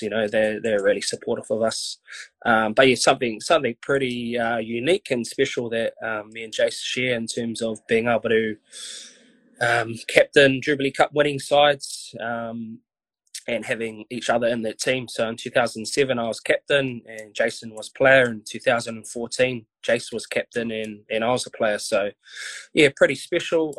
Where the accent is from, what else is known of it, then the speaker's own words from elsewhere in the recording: Wainuiomata, Wellington, New Zealand; I grew up in Wainui, played my junior rugby for Wainui.